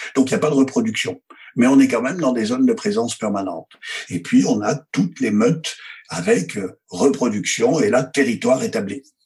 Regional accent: Provence-Alpes-Côte d'Azur, France; also born or lived in Isère; je suis fils d'assureur. C'est-à-dire que ça connaît dans mon bled des Hautes-Alpes. Mon père était assureur et toute mon enfance

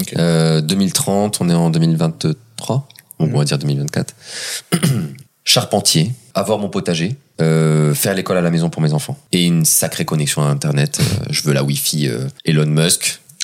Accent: south of France, France; je viens du sud de la France

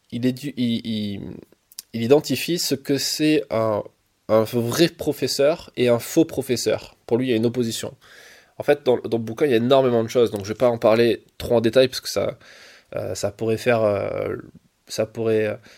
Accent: Marseille, Provence-Alpes-Côte d'Azur, France; parce que moi je viens de Marseille et Paris-Marseille, euh, ça veut dire que je suis obligé d'arriver hier soir

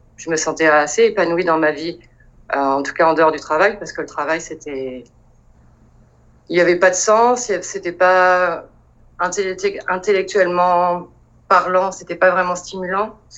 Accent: Le Mans, Pays de la Loire, France; moved away as an adult; also born or lived in Montpellier / Paris; Je suis originaire du Mans. Euh, donc j'ai vécu au Mans jusqu'à mes 20 ans.

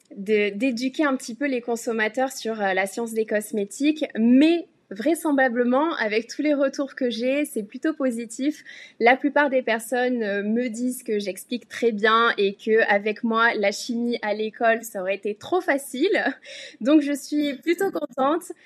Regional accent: France; moved away as an adult; now in Hong Kong; j'ai quitté la France il y a quelques années

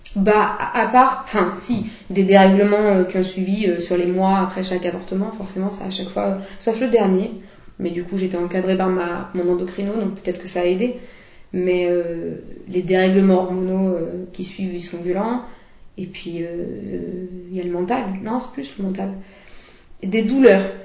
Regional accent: Lyon, Auvergne-Rhône-Alpes, France; je suis lyonnaise

